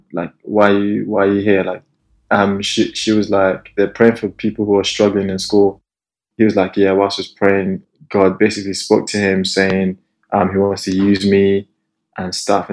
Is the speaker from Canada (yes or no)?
no; Nigeria; moved away as an adult; also born or lived in Salford; Grew up in Nigeria.